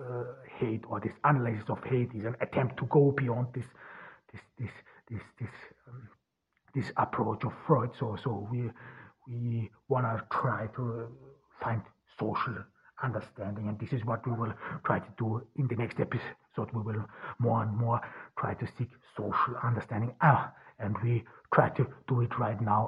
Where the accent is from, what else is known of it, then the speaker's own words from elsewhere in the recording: Austria; now in Ordu, Turkey; I grew up in Austria.